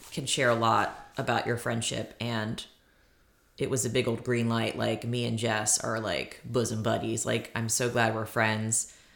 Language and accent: English; Maryland, United States; now in Virginia, United States; I did go back to Maryland, my hometown